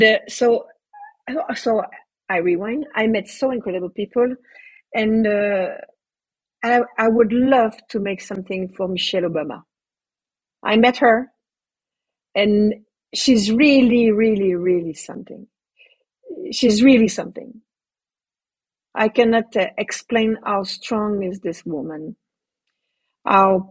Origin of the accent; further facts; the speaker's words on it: Canada; I'm a Canadian